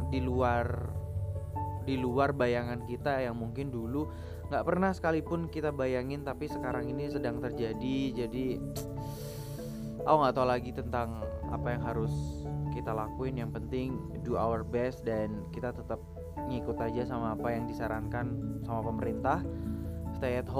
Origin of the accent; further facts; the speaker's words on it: Yogyakarta, Special Region of Yogyakarta, Indonesia; sebagai orang Jogja gini lebih memilih untuk mengunjunginya kalau pas weekdays aja gitu dan kebetulan untuk di Jogja sendiri